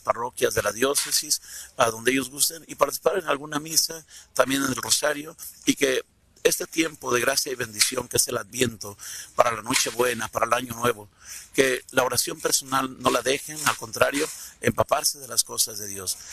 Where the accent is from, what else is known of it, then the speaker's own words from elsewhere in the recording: Tecalitlán, Jalisco, Mexico; Yo soy de Tecaritlán